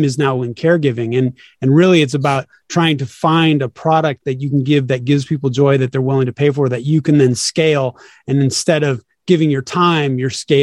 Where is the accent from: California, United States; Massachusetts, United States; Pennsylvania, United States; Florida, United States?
California, United States; Sacramento; now in Los Angeles, United States; I'm originally from Sacramento, California. And then I bounced around the United States for a while